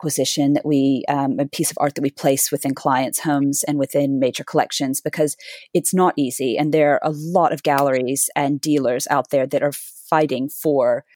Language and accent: English; Dallas, Texas, United States; moved away as an adult; now in London, United Kingdom; a girl growing up in Dallas, Texas